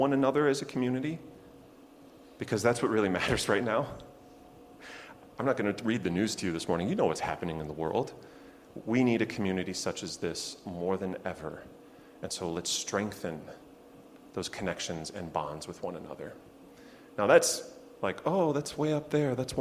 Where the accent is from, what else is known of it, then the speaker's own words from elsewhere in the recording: Chicago, Illinois, United States; now in Lexington, United States; my hometown of Chicago